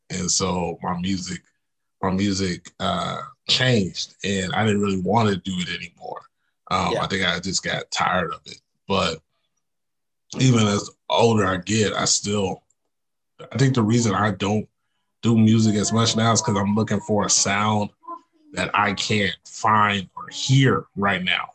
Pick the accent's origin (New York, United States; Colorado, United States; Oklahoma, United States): Oklahoma, United States; Oklahoma City; also born or lived in Tahlequah; I'm from Oklahoma City, so it was crazy coming to Tahlequah